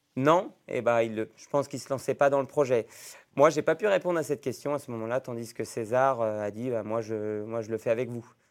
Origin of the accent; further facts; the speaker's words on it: Roanne, Auvergne-Rhône-Alpes, France; moved away as an adult; now in Iguerande, France; je suis né à Rouen il y a maintenant euh, bientôt 30 ans